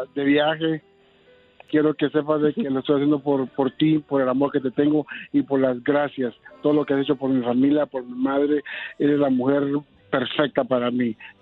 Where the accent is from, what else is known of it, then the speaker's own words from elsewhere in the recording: Puerto Barrios, Izabal, Guatemala; moved away; De, Puerto Barrio